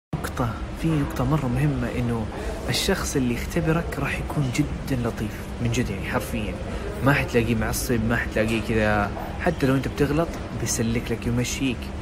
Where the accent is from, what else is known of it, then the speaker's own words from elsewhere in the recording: Jeddah, Makkah Province, Saudi Arabia; أنا من جدة، I'm from جدة، in Saudi Arabia. Uh, it's a great city. I love it. I mean, I was born there. I lived there twenty years.